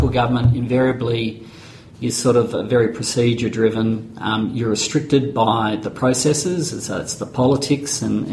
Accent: Mount Eliza, Victoria, Australia; I'm from Mount Eliza down that way.

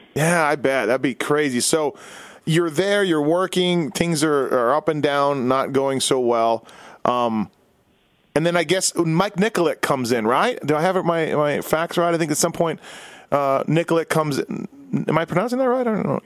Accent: Winnipeg, Manitoba, Canada; born and raised in Winnipeg

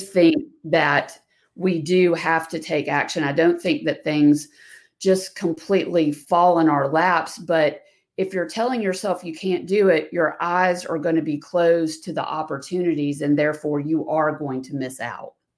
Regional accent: the South, United States; I'm a female from the South

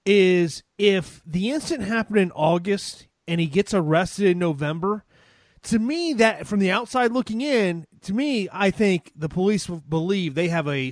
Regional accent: Tampa, Florida, United States; my hometown of Tampa.

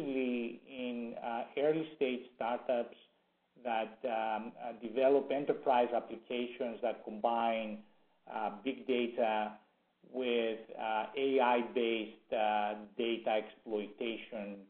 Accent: Greece; moved away as an adult; now in Silicon Valley, United States; Originally from Greece, came to the U.S. about 40 years ago to go to school, and ended up staying.

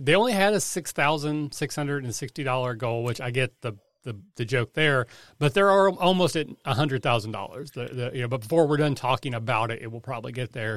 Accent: Kentucky, United States; I'm from Kentucky

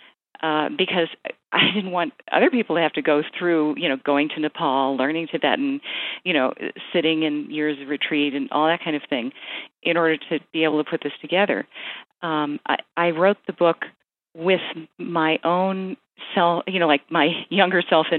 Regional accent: United States; I'm culturally American

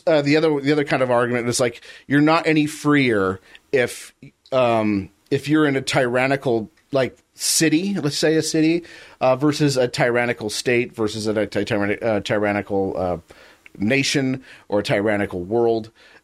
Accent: Utica, New York, United States; Well, I'm from Utica, you know, and I've never heard anything like that.

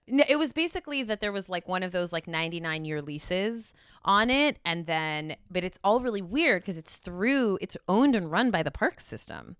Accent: California, United States; as a Californian

